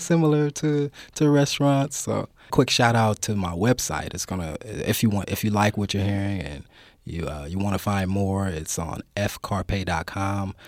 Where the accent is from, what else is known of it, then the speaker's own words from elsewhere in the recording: Oakland, California, United States; also born or lived in Richmond, California; I grew up in Oakland. I grew up in West Oakland for a little while. Moved out to Richmond